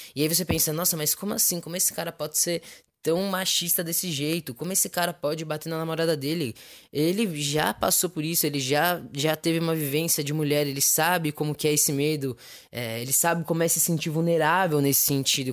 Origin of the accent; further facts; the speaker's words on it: São Paulo, Brazil; sou de São Paulo, capital